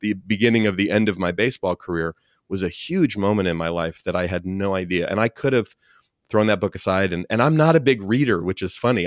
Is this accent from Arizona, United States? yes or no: no; Oakland, California, United States; born and raised in Oakland, not far and from where you live. And, yeah, still live here in the Bay Area